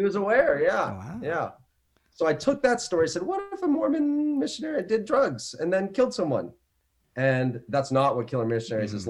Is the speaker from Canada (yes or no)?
yes; Canada; also born or lived in Northwest Territories, Canada / Ontario, Canada; I am from Canada, beautiful Canada